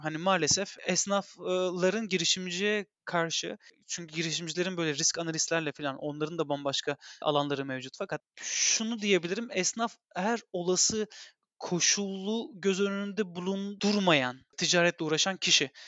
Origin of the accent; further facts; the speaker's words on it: Turkey; Biz Türk'üz